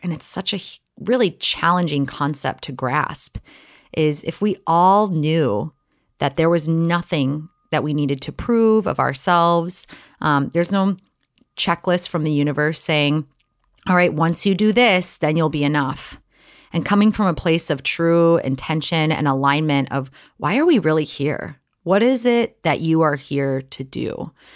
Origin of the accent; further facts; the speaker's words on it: Wisconsin, United States; I'm from Wisconsin, a really small town